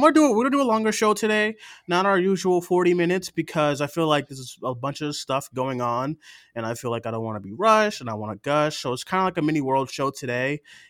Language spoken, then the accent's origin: English; Boston, Massachusetts, United States; I'm from Boston